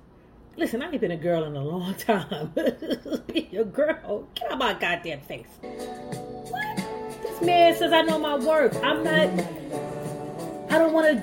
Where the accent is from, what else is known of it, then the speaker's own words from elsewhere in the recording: Jamaica; I'm Jamaican